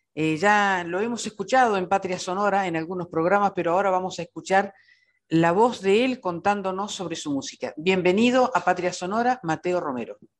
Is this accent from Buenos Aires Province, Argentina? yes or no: no; Cutral Có, Neuquén, Argentina; yo soy de Cutralcó